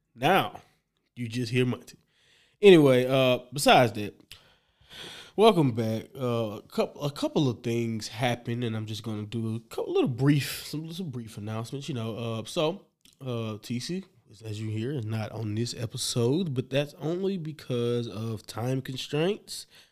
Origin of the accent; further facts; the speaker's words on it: the South, United States; I'm from the South